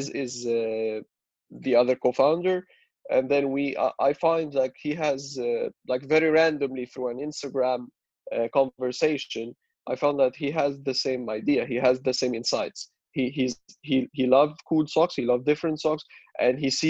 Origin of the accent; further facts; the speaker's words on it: Cairo, Cairo Governorate, Egypt; I'm Egyptian, born and raised in Cairo.